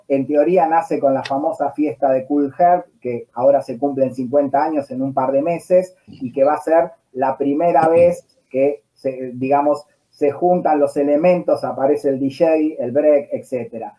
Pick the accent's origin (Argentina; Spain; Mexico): Argentina; acá en Argentina